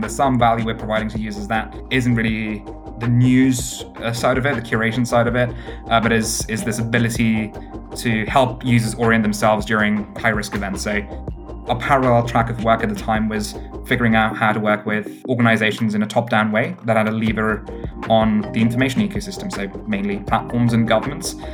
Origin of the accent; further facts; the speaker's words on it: United Kingdom; also born or lived in Cambridge; my hometown in the UK happens to be a place called Stone, the highest Brexit voting place in all of the UK